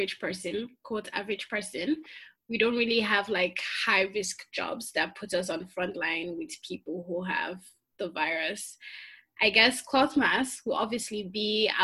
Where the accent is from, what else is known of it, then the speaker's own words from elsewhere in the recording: Nigeria; since I am from Nigeria